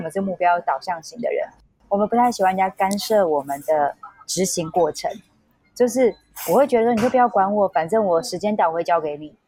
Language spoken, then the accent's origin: Chinese; Taiwan; also born or lived in Hong Kong; 零， 零九年的时候，我回到台湾